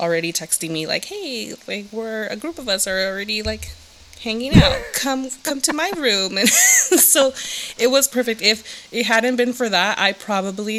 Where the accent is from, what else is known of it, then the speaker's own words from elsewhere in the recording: Los Angeles, California, United States; moved away as an adult; now in Bay Area, United States; I'm originally from Southern California, aka the Valley, aka 818. And I was born and raised down in the Valley